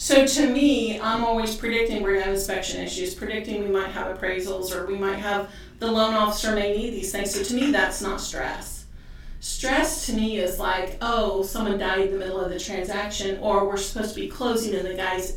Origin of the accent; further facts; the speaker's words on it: Ireland; I grabbed his fist because I am Irish.